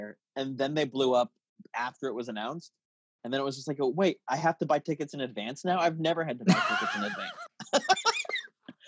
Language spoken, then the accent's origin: English; Tucson, Arizona, United States; born or raised there